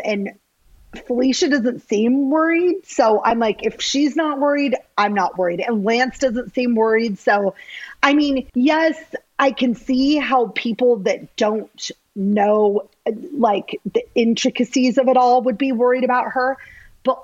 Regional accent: Everett, Washington, United States; moved away as an adult; also born or lived in Los Angeles; I'm from north of Seattle in a town called Everett, Washington.

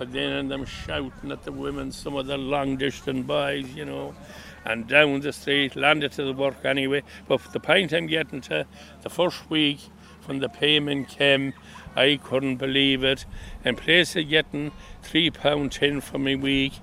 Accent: County Mayo, Connacht, Ireland; also born or lived in England; now in County Meath, Ireland; where I originally left was County Mayo, a place called Sheehan

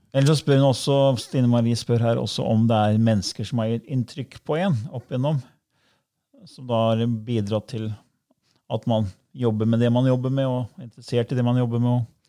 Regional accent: Norway; du og jeg ble født her i Norge

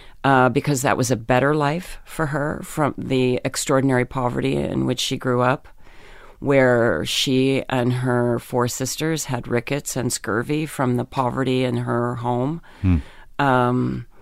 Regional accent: Pennsylvania, United States; In Pennsylvania.

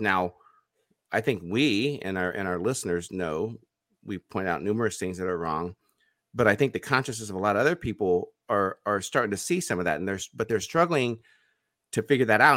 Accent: United States; as an American

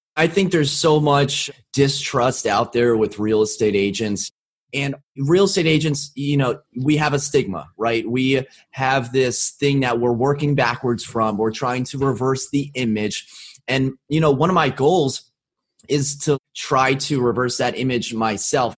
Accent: Arlington, Virginia, United States; I was born and raised in Arlington, Virginia

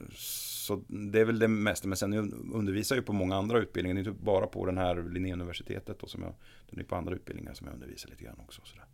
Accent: Norrland, Sweden; now in Gothenburg, Sweden; Jag kommer ju från Norrland ursprungligen

